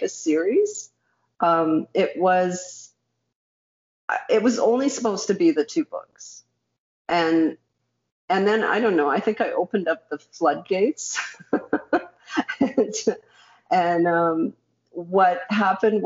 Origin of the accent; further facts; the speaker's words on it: Canada; I'm Canadian born, but my parents were refugees